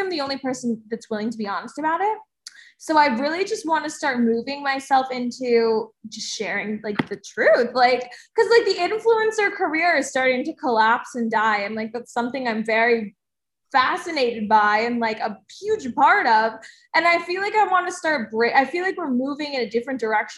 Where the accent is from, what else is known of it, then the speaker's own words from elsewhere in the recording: New Jersey, United States; I'm from New Jersey